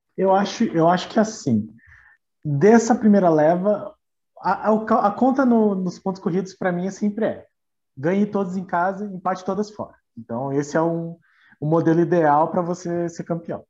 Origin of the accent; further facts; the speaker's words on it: Paraná, Brazil; nós que somos do Paraná